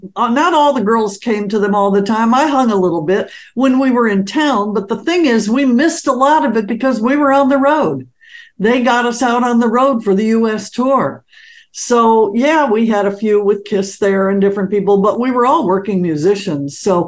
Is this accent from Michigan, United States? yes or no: yes; Detroit, Michigan, United States; I was brought up in Detroit